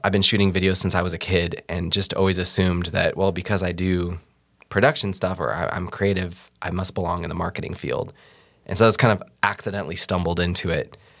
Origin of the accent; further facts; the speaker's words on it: Seattle, Washington, United States; moved away as an adult; now in Iowa, United States; I'm originally from Seattle, uh, moved here in twenty fourteen to go to the Bible College in Ankeny